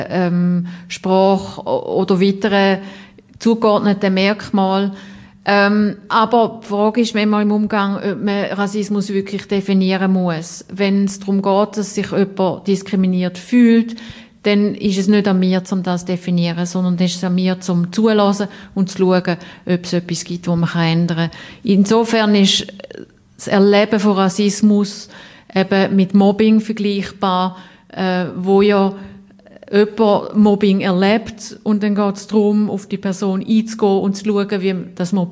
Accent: Brazil; German is a second language; now in Germany; Ähm, also ich komme ja aus Brasilien.

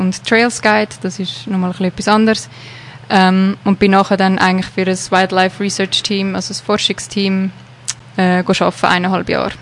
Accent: Switzerland; moved away as an adult; now in South Africa; das Leben mal hier in der Schweiz hinter mir zu lassen und auf unbestimmte Zeit eigentlich auf Südafrika zu gehen.

